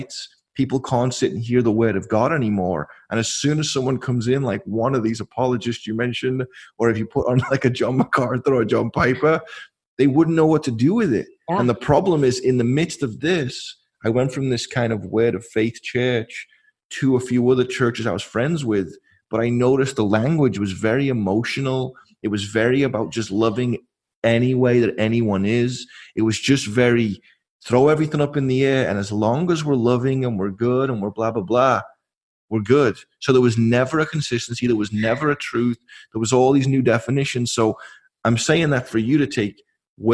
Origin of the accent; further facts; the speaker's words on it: England, United Kingdom; now in California, United States; I'm English